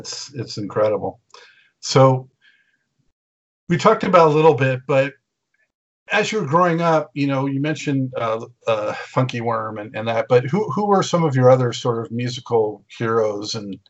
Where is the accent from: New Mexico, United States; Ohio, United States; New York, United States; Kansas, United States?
Ohio, United States; I'm like, wow, I was from Ohio too.